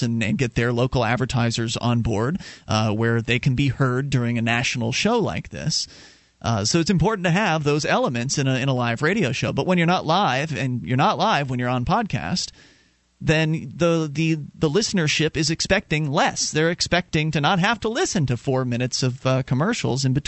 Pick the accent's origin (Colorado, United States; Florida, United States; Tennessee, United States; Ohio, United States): Florida, United States; Sarasota; now in Keene, United States; I used to work at Kmart when I was growing up in South Florida. And I guess west coast